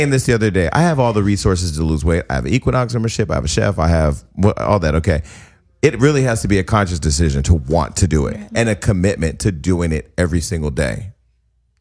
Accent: Stockton, California, United States; now in Los Angeles, United States; I'm from Stockton, California. I'm from a regular ass city with regular ass fucking people

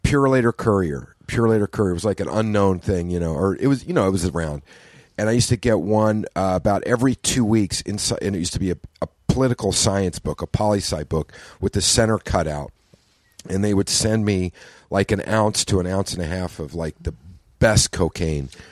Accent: Oklahoma, United States; I grew up in Oklahoma

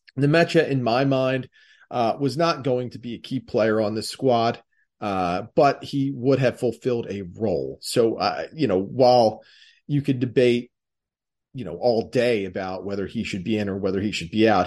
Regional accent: Delaware County, Pennsylvania, United States; accent: Delco; my Delco accent and way of speaking

